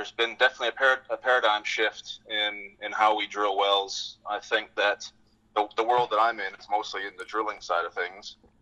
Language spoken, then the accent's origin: English; British Columbia, Canada; moved away as an adult; now in Fort Worth, United States; I grew up in British Columbia, a small town north of Vancouver, about 3 hours